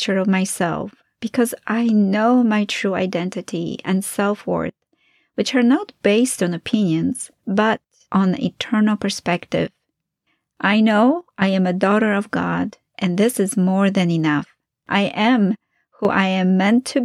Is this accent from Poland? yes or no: yes; Poland; moved away; my early years of growing up in Poland